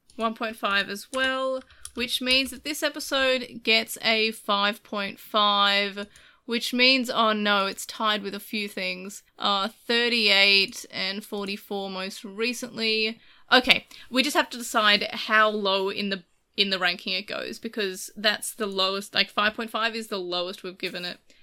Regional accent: Australia; I'm Australian. No one expects me to speak English fluently, despite it's the language that we speak here

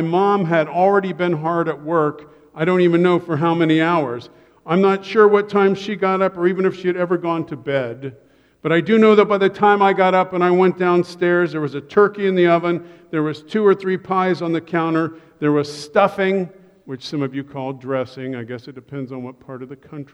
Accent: Columbus, Ohio, United States; I grew up in Columbus, Ohio

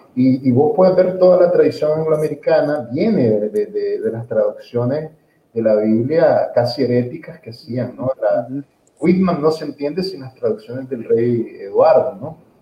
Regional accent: Nicaragua; also born or lived in Ocotepeque, Honduras

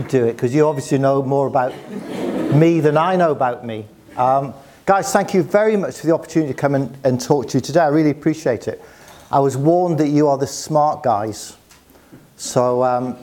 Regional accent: Newcastle upon Tyne, North East England, United Kingdom; I'm from the northeast of England. So I grew up in Newcastle

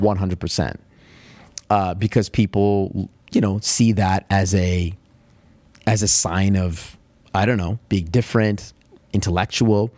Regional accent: Alberta, Canada; accent: Canadian; I don't think that Alberta has an accent, but maybe there is a, a subtle accent

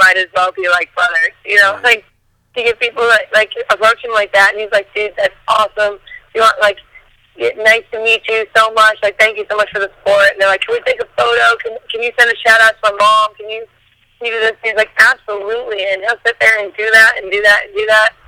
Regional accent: Bennington, Vermont, United States; I'm from Bennington, Vermont, which, if you've never heard of Vermont, it is true.

